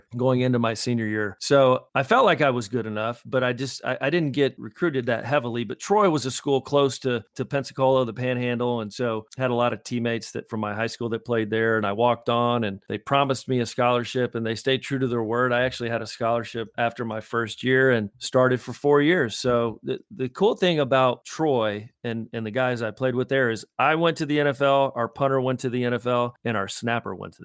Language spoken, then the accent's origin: English; Campbeltown, Scotland, United Kingdom; moved away; The town I grew up in Scotland is on the Mullicantyre, and the town's name is Campbelltown.